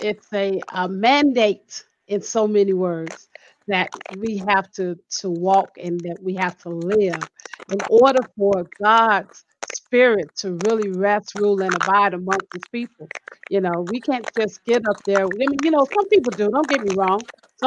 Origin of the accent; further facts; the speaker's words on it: Chicago, Illinois, United States; me being from Chicago